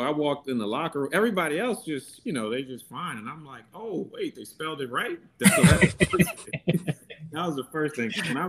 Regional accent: Nigeria; So I'm Nigerian and they have a saying that it's Niger no de carry less. And that means Nigerians strive for excellence.

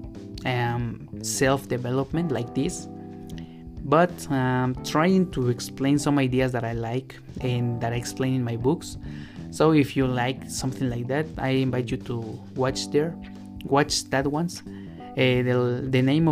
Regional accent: Mexico; English is a second language; I know I am a Latin American, but I am from Mexico

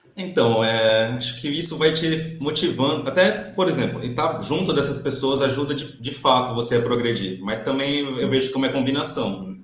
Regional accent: Brazil; moved away as an adult; now in Portugal; A gente, como brasileiro

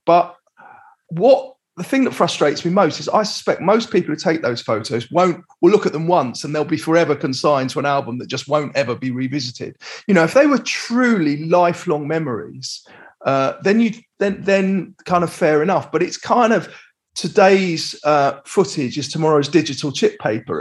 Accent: London, United Kingdom; I was brought up in Crouch End in North London.

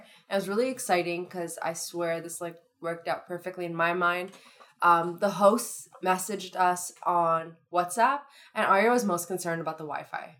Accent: Thornhill, Ontario, Canada; Oh, I'm from Thornhill, like 20 minutes down the street from you.

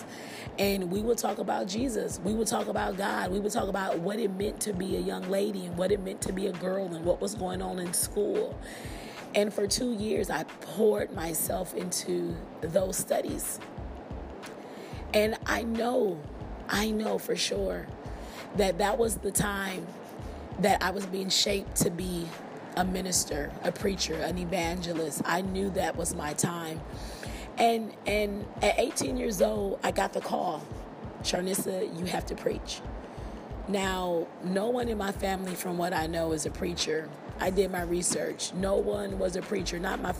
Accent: Milwaukee, Wisconsin, United States; moved away as an adult; also born or lived in Nashville, Tennessee; I left my hometown in Milwaukee and I relocated to Nashville, Tennessee.

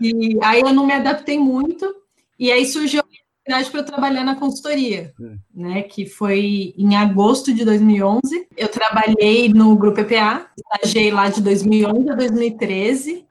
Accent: São Paulo, Brazil; cresci minha vida inteira aqui

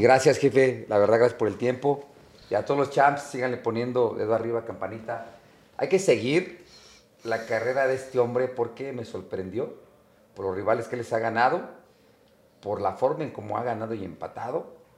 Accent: Mexico; soy de México

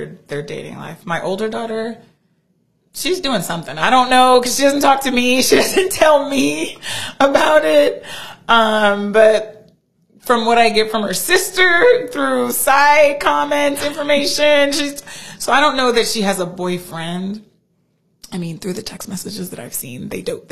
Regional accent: Southern California, United States; also born or lived in Oakley, California; I grew up in Southern California

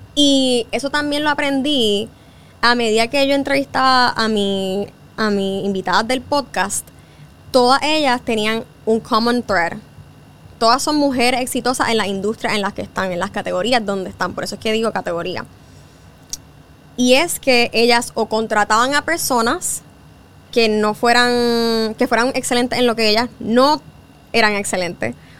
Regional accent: Puerto Rico; moved away as an adult; also born or lived in New York; Yo soy boricua

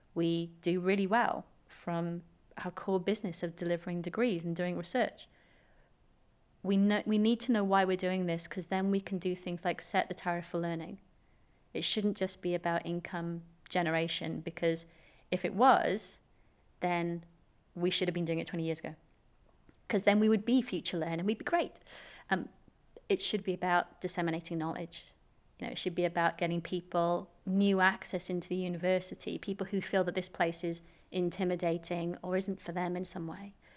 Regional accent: Swansea, Wales, United Kingdom; I'm just a Swansea girl.

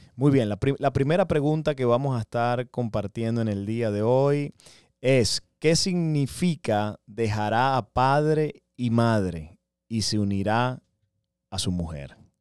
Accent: Venezuela; now in United States; yo soy venezolano.

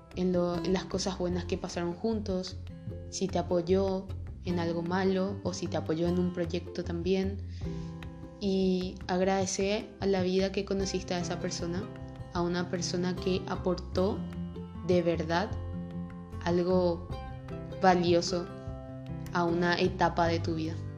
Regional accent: Paraguay; soy de Paraguay

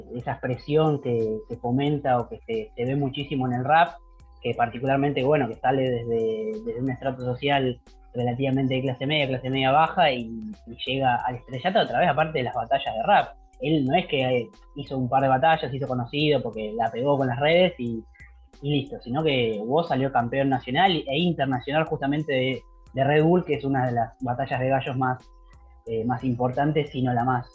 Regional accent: Capitán Sarmiento, Buenos Aires Province, Argentina; acá en mi pueblo, en Capitán Sarmiento, donde yo vivo

